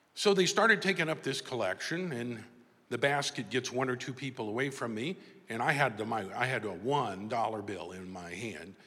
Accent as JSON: {"language": "English", "town": "Tulsa", "region": "Oklahoma", "country": "United States", "tie": "born or raised there", "said": "i came back to my hometown here in tulsa oklahoma"}